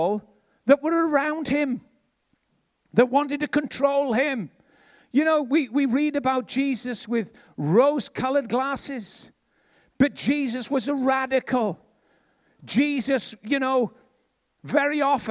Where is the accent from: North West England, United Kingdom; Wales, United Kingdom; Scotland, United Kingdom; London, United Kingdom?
Wales, United Kingdom; Ebbw Vale; I was from Ebervale